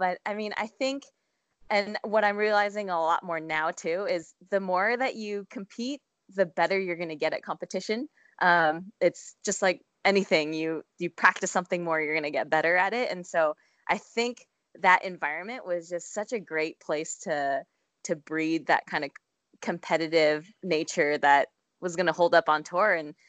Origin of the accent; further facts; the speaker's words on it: San Diego, California, United States; also born or lived in Philadelphia; But I do find that if I tell people I'm from Philadelphia, it gives me a little bit more street cred than San Diego, California.